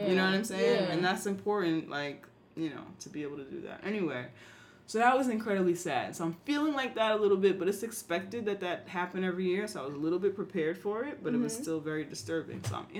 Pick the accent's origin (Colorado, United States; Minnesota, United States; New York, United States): New York, United States; I'm not from Brooklyn, but I'm talking about as a black New Yorker from uptown who goes to Harlem, who goes to Brooklyn